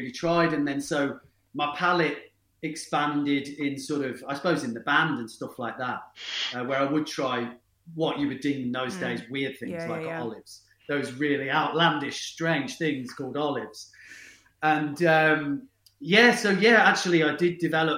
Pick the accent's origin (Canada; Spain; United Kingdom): United Kingdom; Bromsgrove, West Midlands; I grew up in the Midlands town of Bromsgrove